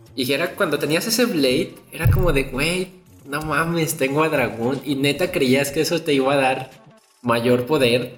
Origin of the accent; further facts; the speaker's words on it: Mexico; como mexicano